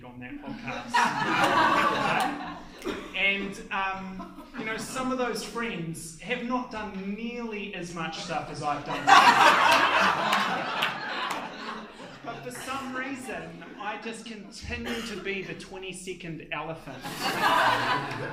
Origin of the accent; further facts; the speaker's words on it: Palmerston North, Manawatū-Whanganui, New Zealand; in the 1980s, where I grew up in Palmerston North, my street in Palmerston North